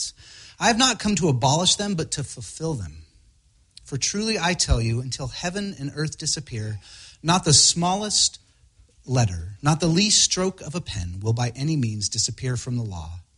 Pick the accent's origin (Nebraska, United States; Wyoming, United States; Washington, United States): Washington, United States; Spokane; now in Seattle, United States; I grew up in Spokane. My parents are still there